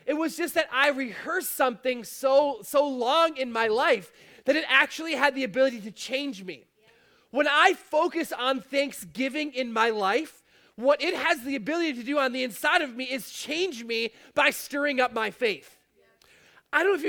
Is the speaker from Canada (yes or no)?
yes; Fort Erie, Ontario, Canada; I'm from Fort Erie